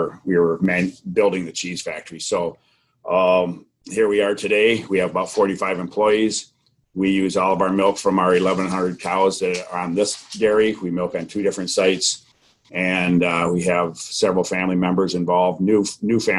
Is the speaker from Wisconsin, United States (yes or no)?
yes; Beloit, Wisconsin, United States; we grew up in Beloit, Wisconsin, down the Illinois line